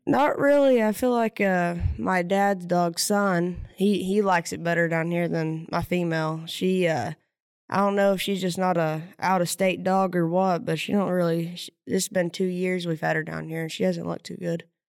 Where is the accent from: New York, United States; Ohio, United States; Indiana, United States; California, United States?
Indiana, United States; Silver Lick; Silver Lick, Indiana